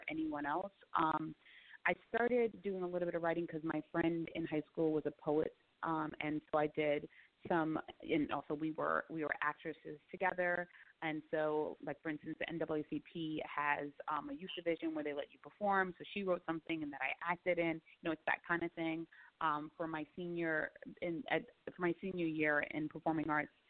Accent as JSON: {"language": "English", "town": "New York City", "region": "New York", "country": "United States", "tie": "born or raised there", "also_born_or_lived": "Queens / Manhattan / the Bronx", "said": "I'm from New York. I was born and raised in Bed-Stuy in Brooklyn"}